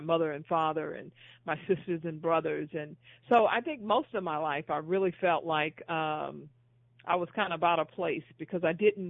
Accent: Houston, Texas, United States; I grew up in Houston, Texas

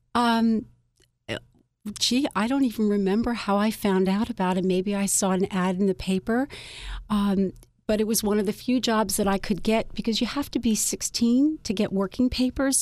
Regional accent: Philadelphia, Pennsylvania, United States; I grew up in Philadelphia

